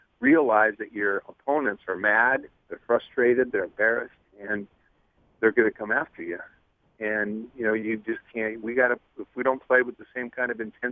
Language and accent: English; West Coast, United States; Growing up on the West Coast